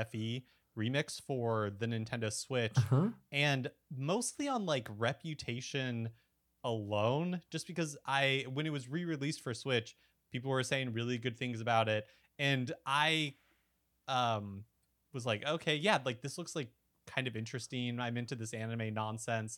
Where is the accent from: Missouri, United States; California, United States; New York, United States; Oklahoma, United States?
California, United States; Bakersfield; also born or lived in Salt Lake City, Utah; we moved to like Central California when I was six.